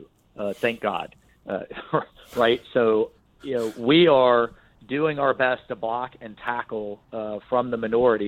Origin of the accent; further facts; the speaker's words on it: Jacksonville, Florida, United States; my hometown of Jacksonville